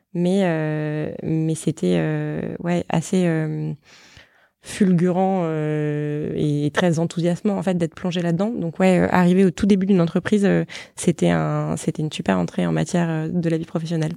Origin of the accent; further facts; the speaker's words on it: Paris, Île-de-France, France; je suis née, j'ai grandi à Paris